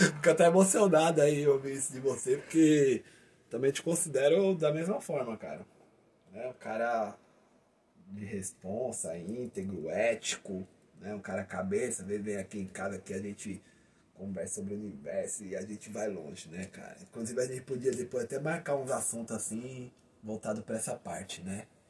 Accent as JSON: {"language": "Portuguese", "area": "Santo André, ABC Paulista", "region": "São Paulo", "country": "Brazil", "said": "a gente é aqui de Santander, da ABC"}